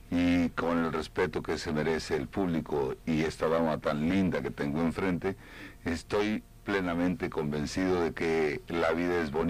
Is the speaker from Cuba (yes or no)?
yes; Cuba; now in Union City, United States; Yo soy cubano de Union City.